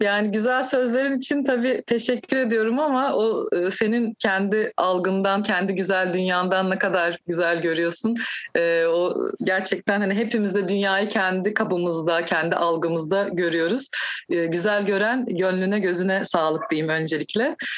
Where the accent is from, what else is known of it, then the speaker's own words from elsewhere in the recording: Turkey; also born or lived in Kadıköy; Türkiye'de doğdum.